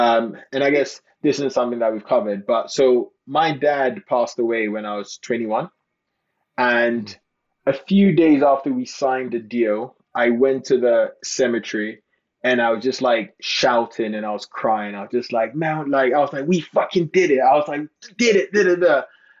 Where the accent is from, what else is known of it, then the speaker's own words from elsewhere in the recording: London, United Kingdom; born there; also born or lived in Ghana; So I was born in London, but I went to live in Ghana for 10 years.